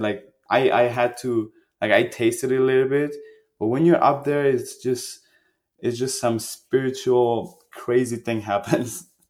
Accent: Germany; also born or lived in Iran; I grew up in Germany. Like I was a refugee

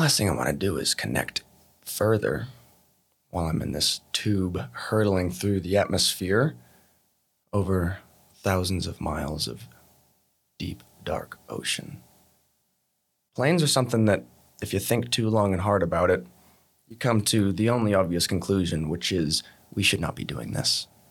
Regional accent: Montana, United States; moved away as an adult; now in Australia; I was born in America, born in Montana, and I've been living in Australia back and forth for the last fourteen, fifteen years

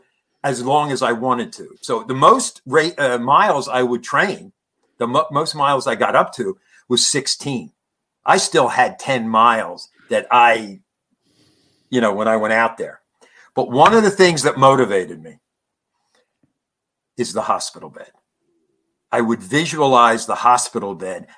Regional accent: Conshohocken, Pennsylvania, United States; my hometown, Conshohocken

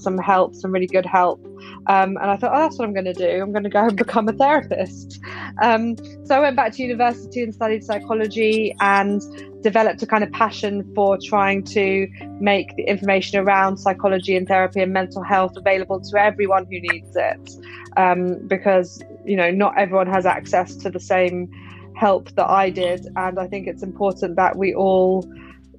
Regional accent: London, United Kingdom; I'm from London

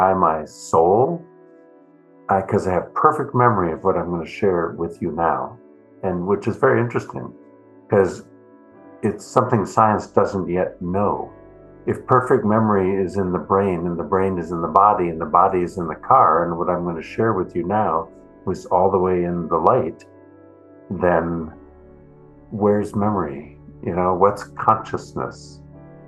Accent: Minnesota, United States; moved away as an adult; also born or lived in East Coast / San Francisco, California; now in Berkeley, United States; I grew up in Minnesota

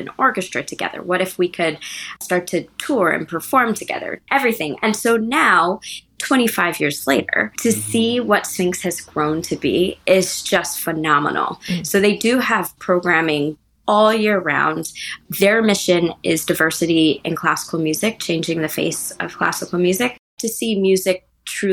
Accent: Lansing, Michigan, United States; I grew up in Lansing, Michigan.

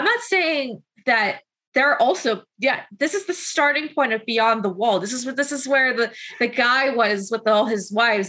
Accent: London, Ontario, Canada; now in Kitchener, Canada; so I live in Kitchener, it's a very small town, but I'm like, mm-hmm. I'm from London

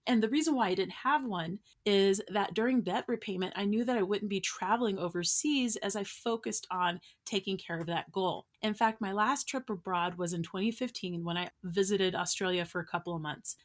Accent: United States; I'm an American

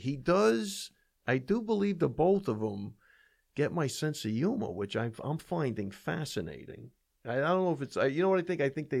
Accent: Oklahoma City, Oklahoma, United States; Hey, where are you from? Tulsa? I said, no, I'm from Oklahoma City.

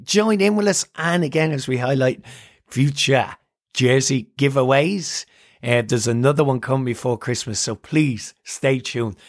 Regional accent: Ireland; I'm Irish

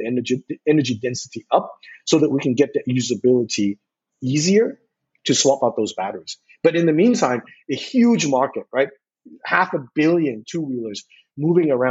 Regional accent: Seattle, Washington, United States; accent: West Coast; also born or lived in Portland; now in Taipei, Taiwan; You can tell from my accent, I grew up on the West Coast. I grew up in Seattle and I spent some time in Portland

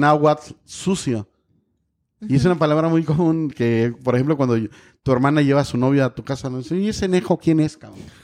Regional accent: Guerrero, Mexico; tengo muchos recuerdos de mi infancia en Guerrero, en, en la sierra

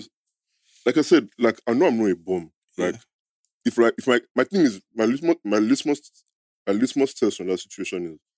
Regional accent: Nigeria; I'm not even a traditional person, but we grew up in Niger.

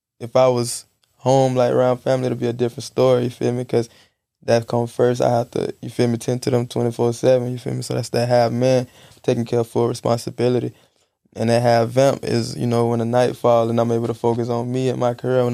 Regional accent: Jacksonville, Florida, United States; I'm from Jacksonville

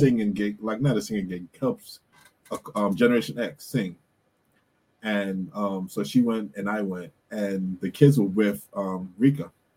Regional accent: Bermuda; we used to have family worship growing up in Bermuda

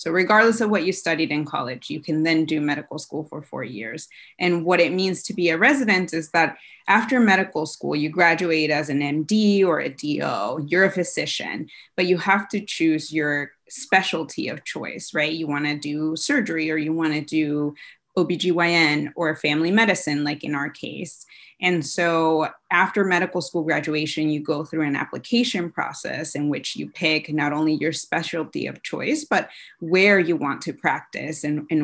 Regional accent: Tijuana, Baja California, Mexico; moved away as an adult; also born or lived in New Jersey; now in Chula Vista, United States; I grew up in Tijuana across the border and lived there with my parents through high school

